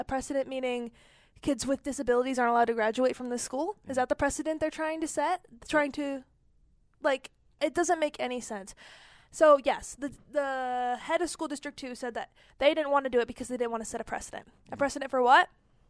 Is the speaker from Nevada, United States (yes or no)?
no; Michigan, United States; And where I'm from, I was born in Michigan, actually. So where I'm from, we don't do that.